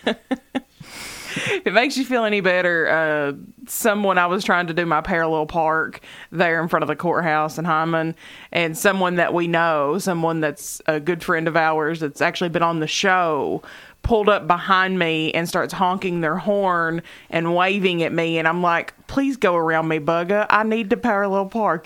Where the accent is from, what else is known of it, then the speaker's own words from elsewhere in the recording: Knott County, Kentucky, United States; to us in Knott County, where there were no clubs.